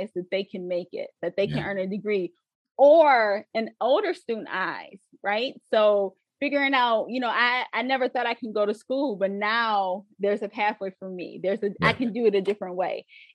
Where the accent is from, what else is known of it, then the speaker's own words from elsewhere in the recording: Westland, Michigan, United States; I came again from Wayne Westland Schools